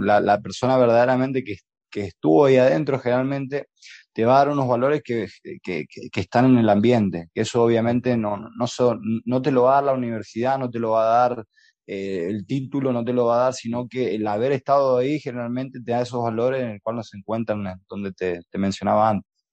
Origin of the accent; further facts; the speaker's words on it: Santiago del Estero, Argentina; los santiagueños que dormimos la siesta